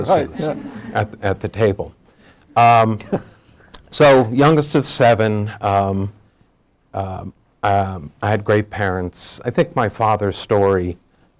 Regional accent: Garden City, New York, United States; moved away as an adult; also born or lived in Chapel Hill, North Carolina; I grew up in a suburb of New York City, a close-in suburb called Garden City

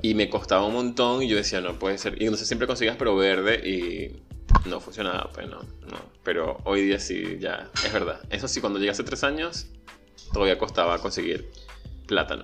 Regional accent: Venezuela; moved away; yo crecí en Venezuela

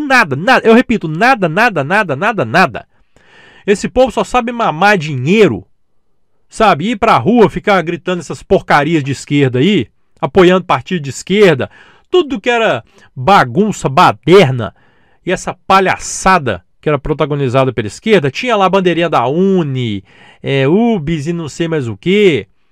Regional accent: Belo Horizonte, Minas Gerais, Brazil; Eu sou de Belo Horizonte, eu ia ali na Avenida João Pinheiro

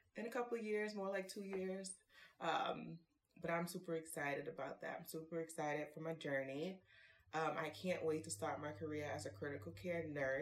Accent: New York City, New York, United States; moved away as an adult; also born or lived in North Carolina; My age is unknown, but I am from Harlem

